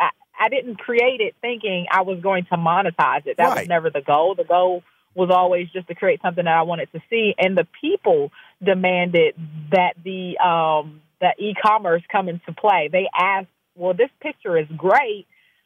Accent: Maryland, United States; I'm an East Coast person, yes. I'm based here, born and raised, left for a little while

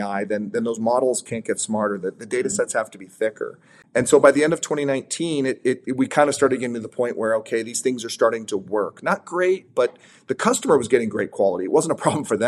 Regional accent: San Diego, California, United States; be based in San Diego, where I was born

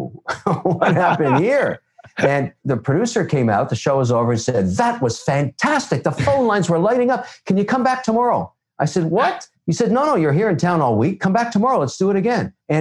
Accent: Montreal, Quebec, Canada; also born or lived in Toronto / Boston; now in Miami, United States; We kind of grew up in Boston. And then I'm not a big fan of the Nor'easter. I was actually born in Montreal where winter is really cold. And you know, I grew up in countries like Cyprus and Ethiopia and Tunisia because my dad worked for the United Nations.

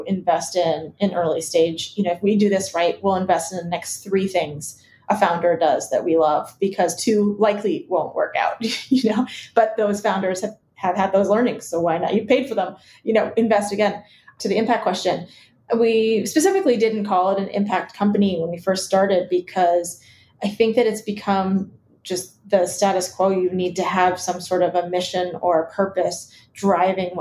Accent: Iowa, United States; also born or lived in Chicago, Illinois; I was originally from Chicago, but they moved us to Iowa when we were young

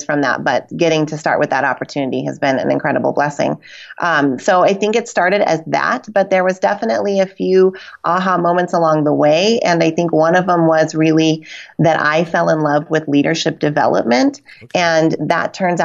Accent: Reno, Nevada, United States; Reno, Nevada, which is my hometown

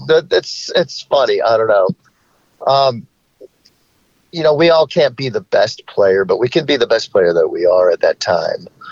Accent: Charlotte, North Carolina, United States; he and I grew up together in Charlotte

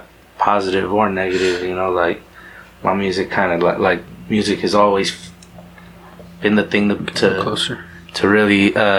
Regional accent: Yakima, Washington, United States; He's just a cat that we grew up with here in Yakima.

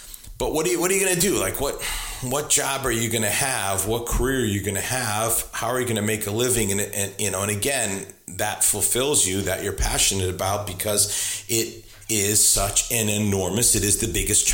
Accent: New England, United States; moved away as an adult; now in Richmond, United States; I'm originally from New England. I have spent the last 30 years of my life, just hit 30 years, in Richmond, Virginia.

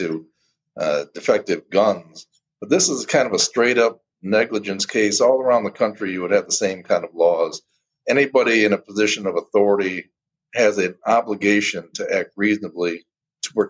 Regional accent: Detroit, Michigan, United States; I'm born and raised in Detroit, Michigan. Spent my whole life in the Detroit area

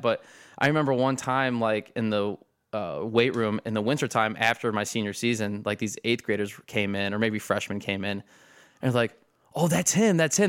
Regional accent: Perrysburg, Ohio, United States; also born or lived in Tiffin, Ohio / Harrisburg, Pennsylvania; I basically grew up in Perrysburg

